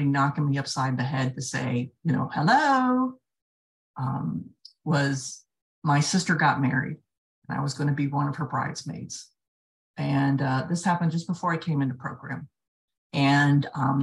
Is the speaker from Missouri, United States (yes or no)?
no; south Florida, United States; I grew up in the south part of Florida